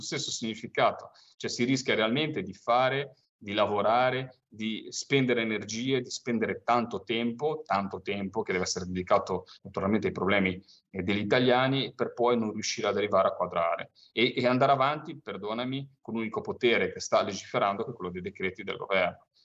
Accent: Monterosso al Mare, Liguria, Italy; soprattutto nel Levante Ligure, io proprio era famosa la marineria mm, da dove arrivo io, cioè mia, dalle mie tradizioni quella di Monterosso

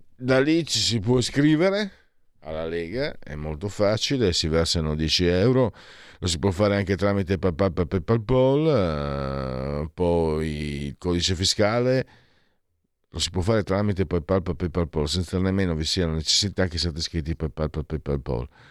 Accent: Friuli-Venezia Giulia, Italy; da dove vengo io vale di più San Marco o la festa del vino, c'è la sagra del vino di Casascia che è la festa del vino, praticamente la festa regionale in Friuli

